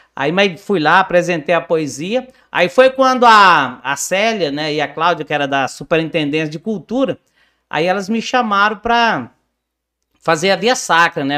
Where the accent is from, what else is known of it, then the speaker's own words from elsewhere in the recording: Campinorte, Goiás, Brazil; eu nasci e cresci em Campinorte, Norte